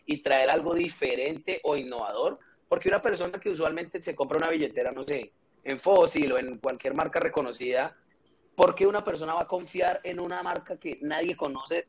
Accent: Cali, Valle del Cauca, Colombia; soy caleño

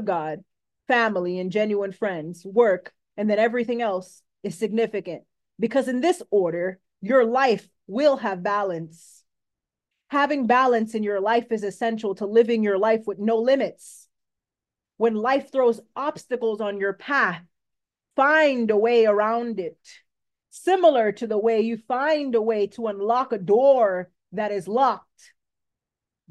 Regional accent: Coral Springs, Florida, United States; I was born on March 22nd, 1993 in Coral Springs, Florida

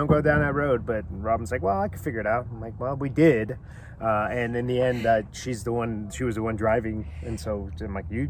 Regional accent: Southern California, United States; we grew up in Southern California.

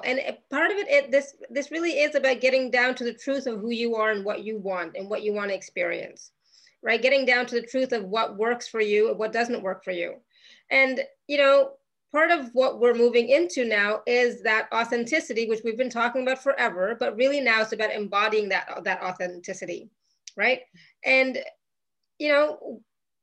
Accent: Canada; now in Europe; I'm Canadian. I live in Europe

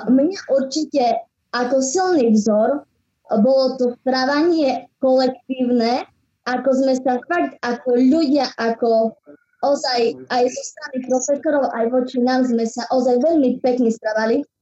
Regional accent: Brezovička, Prešov Region, Slovakia; Ja pochádzam z obce Brezovička uh-huh. ležiaci v okrese Sabinov.

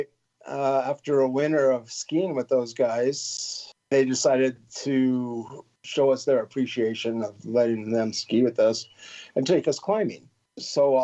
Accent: United States; moved away as an adult; also born or lived in San Diego; now in Chamonix, France; I'm from Lake Tahoe

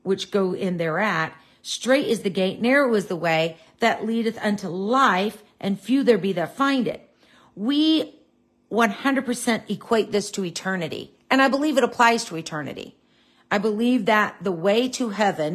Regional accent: United States

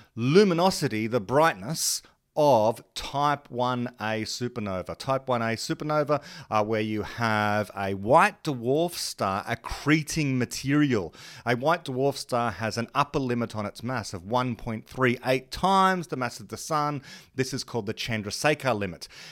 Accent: Australia

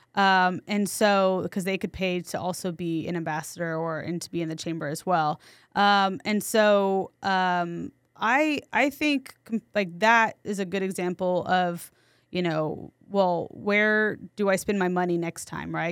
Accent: San Antonio, Texas, United States; also born or lived in New York City; I'm from San Antonio, so I, I came back temporarily

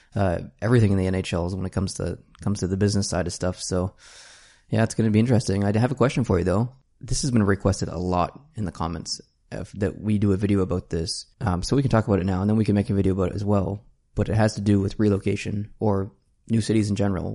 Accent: Canada; as a Canadian

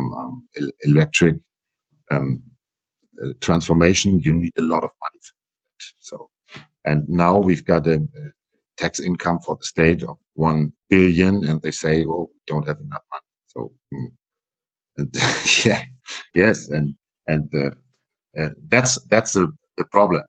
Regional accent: Schleswig-Holstein, Germany; first language German; English is a second language; I come from Schleswig-Holstein

